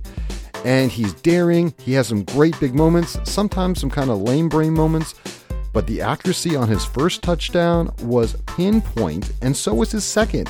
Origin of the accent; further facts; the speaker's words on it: Colorado, United States; moved away; also born or lived in Bay Area, California; I grew up in Colorado, I've lived in the Bay Area